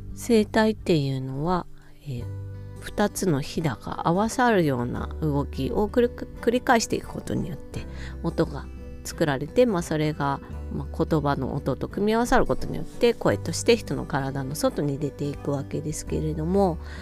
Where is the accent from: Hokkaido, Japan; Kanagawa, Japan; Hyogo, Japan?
Hokkaido, Japan; 北海道民としては